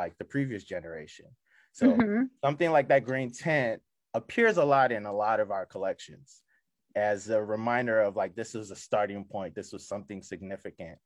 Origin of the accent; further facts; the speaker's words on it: Nigeria; also born or lived in Prince George's County, Maryland; now in Maryland, United States; I'm from Nigeria, but I spent half my life in PG County. So this is home just as much as Nigeria for me.